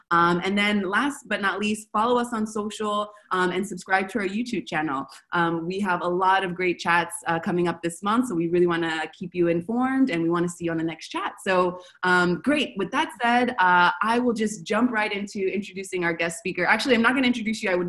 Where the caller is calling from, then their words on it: Buenos Aires, Argentina; I'm calling from Buenos Aires.